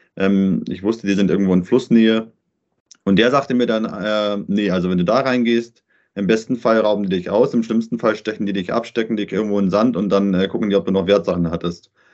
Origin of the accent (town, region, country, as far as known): Germany; moved away as an adult; also born or lived in Paraguay